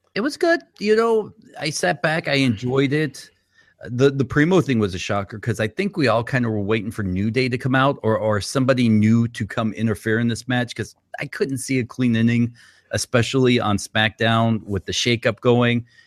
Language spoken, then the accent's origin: English; Boston, Massachusetts, United States; moved away; I'm originally from Boston